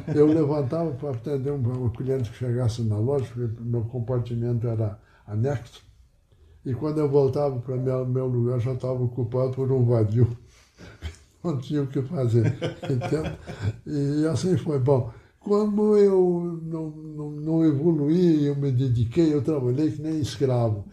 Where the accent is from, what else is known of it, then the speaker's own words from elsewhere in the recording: Pejuçara, Rio Grande do Sul, Brazil; now in Panambi, Brazil; eu nasci em Pejuçara, distrito de Cruz Alta, no dia 24 de abril de 1926.